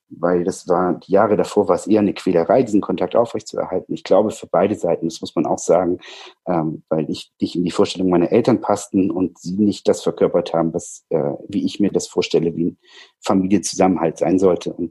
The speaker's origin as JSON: {"language": "German", "region": "Baden-Württemberg", "country": "Germany", "also_born_or_lived": "Schleswig-Holstein", "moved": "yes", "said": "ich komme ursprünglich aus Süddeutschland, äh, aus Baden-Württemberg, ähm, bin dann äh, nach Schleswig-Holstein gezogen, so weit weg, wie es irgendwie ging"}